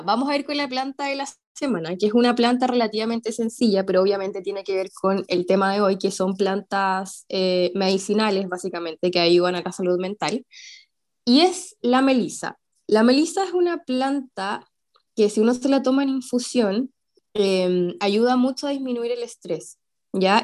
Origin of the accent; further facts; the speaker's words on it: Santiago, Santiago Metropolitan Region, Chile; also born or lived in southern Chile; yo que en verdad soy santiaguina, pero viví eh, dos años en el sur, aún así cuando me devolví a Santiago